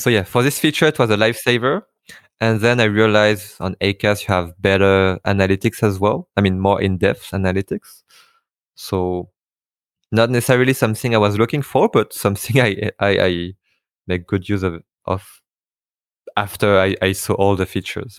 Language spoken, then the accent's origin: English; Paris, Île-de-France, France; I have a Vietnamese name, uh, but I was born and raised in Paris, in France